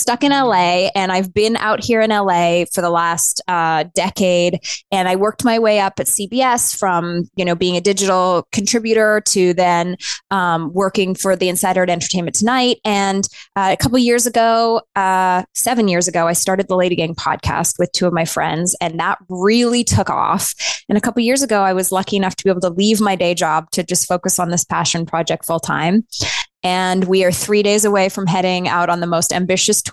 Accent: Northern Canada, Canada; moved away as an adult; also born or lived in New York City, United States; now in Los Angeles, United States; I grew up in Northern Canada and I was a ballerina growing up. When I was 18, I moved to New York

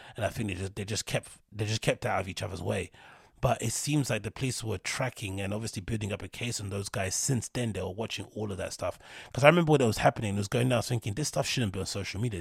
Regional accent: London, United Kingdom; I'm from London. And the part of East London that I'm from, Reeboks were synonymous with the National Front.

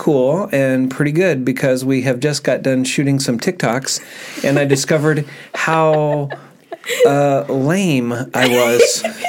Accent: Iowa, United States; I'm from Iowa

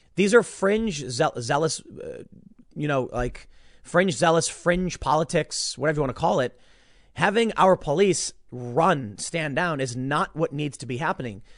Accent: Chicago, Illinois, United States; I grew up on the south side of Chicago

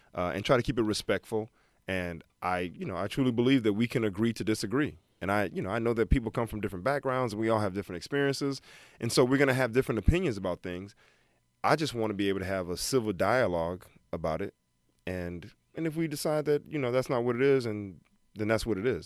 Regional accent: Alabama, United States; moved away as an adult; also born or lived in Detroit, Michigan; born in Detroit, raised in Alabama.

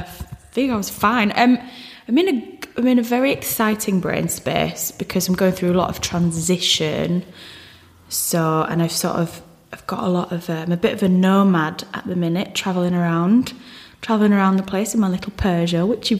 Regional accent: Hull, Yorkshire and the Humber, United Kingdom; because I come from Hull, which is such a strange place geographically and culturally.

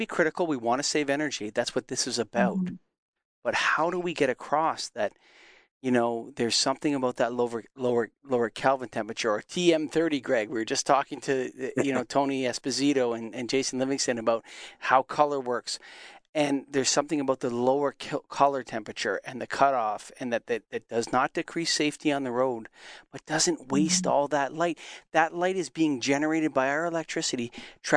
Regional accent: Canada; as a Canadian that grew up in going to the wilderness all the time

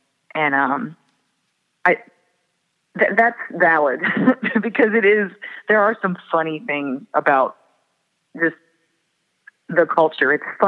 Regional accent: Moorhead, Minnesota, United States; also born or lived in Fargo; And I was born in Fargo, and some of my family lives in Fargo, and I grew up in Moorhead, which is right across the next town over.

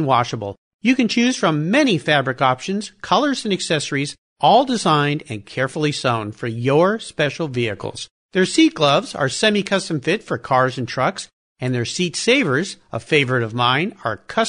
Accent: Southern California, United States; where I grew up in Southern California

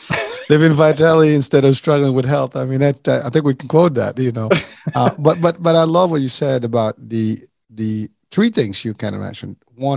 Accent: Morocco; born there; I was born in Morocco, so we have Moroccan cuisine.

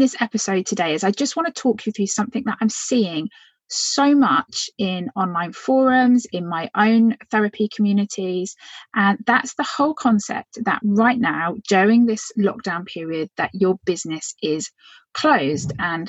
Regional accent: Phoenix, Arizona, United States

